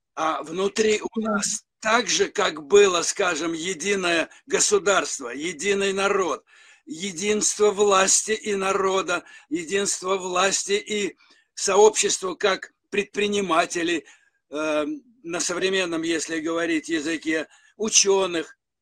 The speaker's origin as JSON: {"language": "Russian", "region": "Saint Petersburg", "country": "Russia", "tie": "born or raised there", "said": "моя малая родина – это Ленинград"}